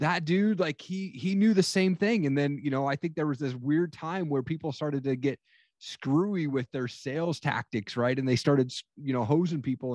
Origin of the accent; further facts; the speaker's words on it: Eastern Washington, United States; I grew up in Eastern Washington